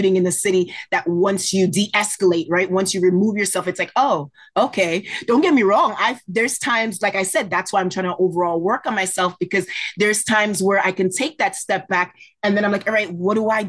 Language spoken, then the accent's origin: English; New Jersey, United States; moved away as an adult; in terms of Jersey, I'm a little bit closer to New York.